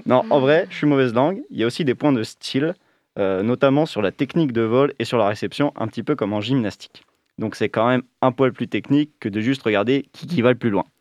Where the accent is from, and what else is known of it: France